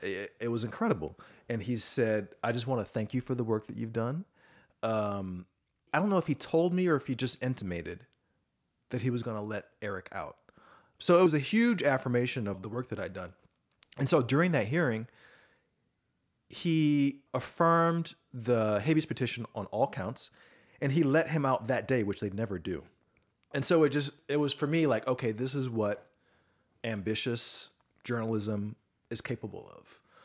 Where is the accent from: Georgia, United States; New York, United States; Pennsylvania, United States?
Georgia, United States; Atlanta; Atlanta, Georgia, which is my hometown.